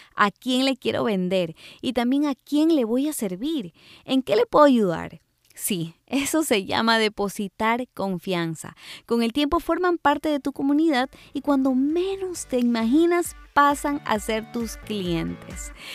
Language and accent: Spanish; Ecuador; moved away; cuando hacía fotografía de recién nacidos en mi país, Ecuador